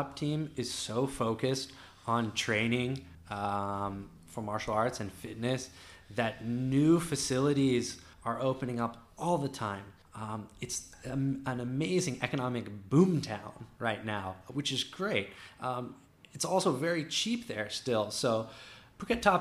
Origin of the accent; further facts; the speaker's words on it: D.C., suburbs of Virginia, United States; moved away as an adult; also born or lived in Tokyo, Japan; now in Thailand; Outside of Washington, D.C., in the suburbs of Virginia